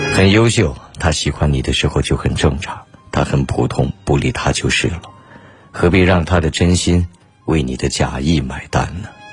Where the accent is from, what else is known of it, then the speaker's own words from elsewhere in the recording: China; 作为中国人， 任何比赛当然都是希望中国人能够赢下的